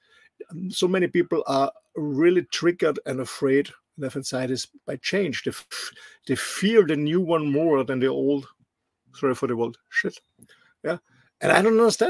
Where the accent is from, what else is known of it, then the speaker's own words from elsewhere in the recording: Austria; moved away; Austria has no sea access in my home country